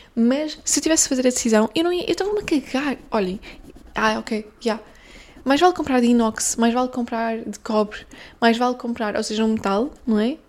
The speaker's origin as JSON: {"language": "Portuguese", "town": "Guimarães", "region": "Norte", "country": "Portugal", "tie": "born or raised there", "said": "eu sou de Guimarães, eu nasci e fui criada em Guimarães, que é a minha terra"}